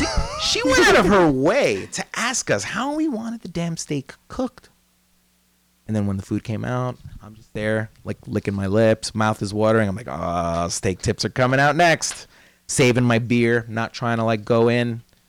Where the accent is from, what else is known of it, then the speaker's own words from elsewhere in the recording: United States; We're American.